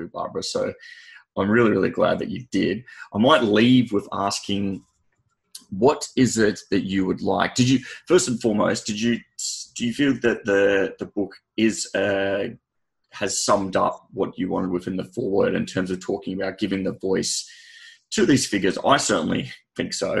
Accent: Sydney, New South Wales, Australia; I hail from Sydney. I'm in Sydney right now

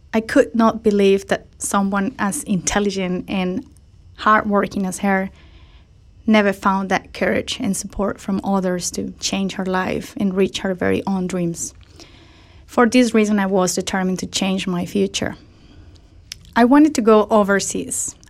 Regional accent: Colombia; in my home country

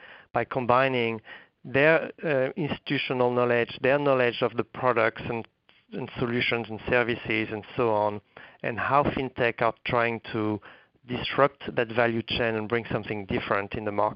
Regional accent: France; moved away as an adult; also born or lived in New York, United States; now in United States; I'm coming from France originally. I've been actually in the U.S. for almost 20 years now

